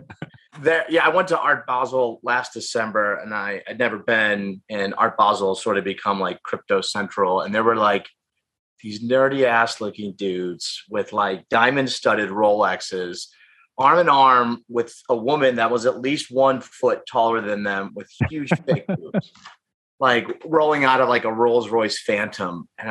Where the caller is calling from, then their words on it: Los Angeles, California, United States; Los Angeles. This is my office / man cave / workout room.